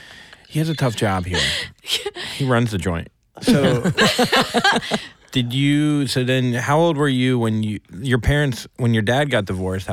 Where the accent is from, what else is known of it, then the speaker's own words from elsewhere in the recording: Florida, United States; I'm from Florida.